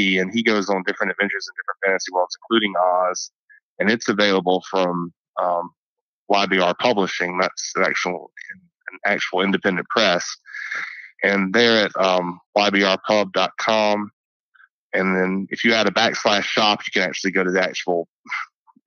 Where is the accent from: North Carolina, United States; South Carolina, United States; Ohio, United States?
South Carolina, United States; I'm from South Carolina